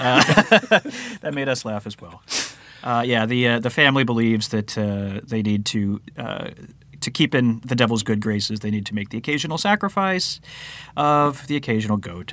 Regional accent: Nebraska, United States; moved away as an adult; since we moved out from Nebraska

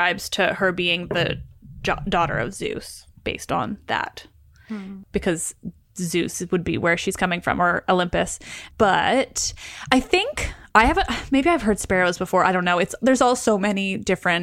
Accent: Canada; I am Canadian

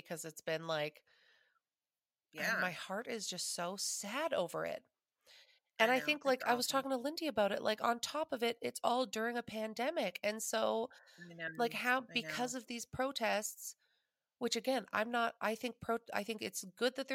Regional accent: Canada; as a Canadian

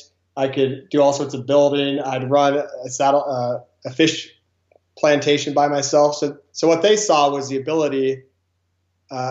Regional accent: Grass Valley, California, United States; I grew up in Grass Valley, California.

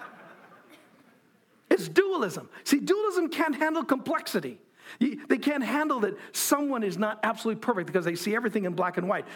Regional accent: United States; I'm an American

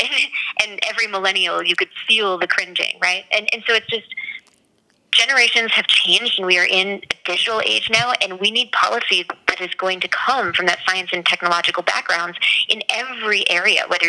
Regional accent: New Hampshire, United States; moved away as an adult; now in Colorado, United States; I grew up in New Hampshire

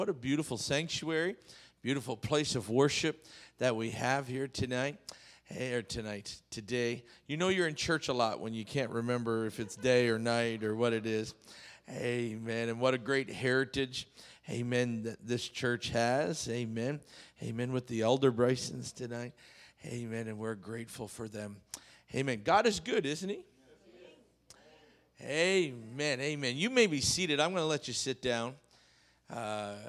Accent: Canada; moved away; I grew up in Canada

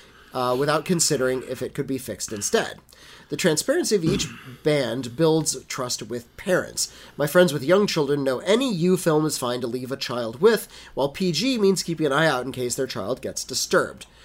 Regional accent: England, United Kingdom; I'm English

